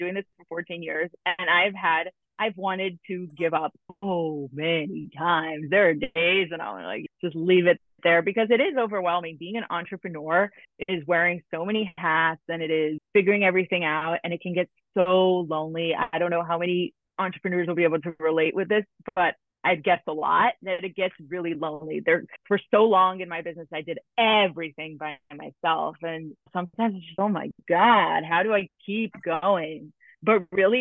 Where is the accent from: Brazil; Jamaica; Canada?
Brazil; now in New York, United States; I'm originally from Brazil and I'm in New York now.